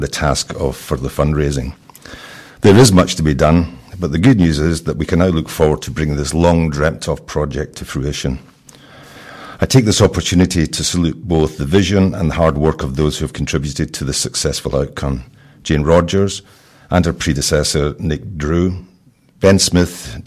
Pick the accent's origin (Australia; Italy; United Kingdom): United Kingdom; Glasgow, Scotland; moved away as an adult; now in Worcester, United Kingdom; I'm actually a Glaswegian. Grew up in the city of Glasgow, and moved south due to work commitments and never moved back